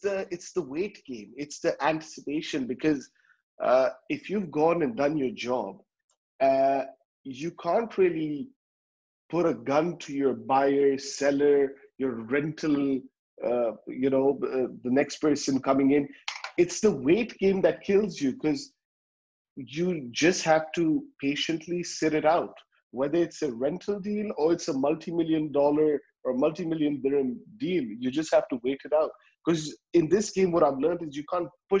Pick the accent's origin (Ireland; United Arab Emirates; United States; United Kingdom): United Arab Emirates; Dubai; I come from Dubai